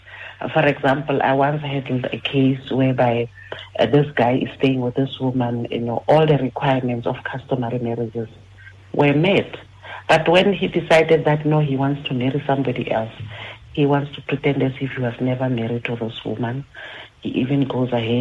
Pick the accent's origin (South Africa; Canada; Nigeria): South Africa